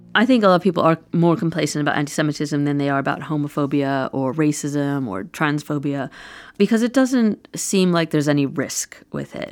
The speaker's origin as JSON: {"language": "English", "town": "New York City", "region": "New York", "country": "United States", "tie": "born or raised there", "moved": "yes", "said": "I grew up in New York City"}